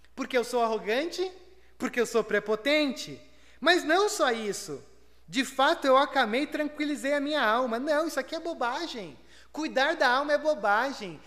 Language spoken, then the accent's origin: Portuguese; Brazil; nós brasileiros